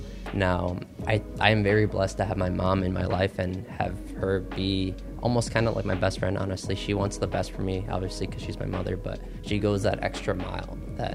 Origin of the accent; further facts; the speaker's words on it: Illinois, United States; also born or lived in Cicero, Illinois / Brookfield, Illinois / Willow Springs, Illinois; I was born and raised here in Illinois.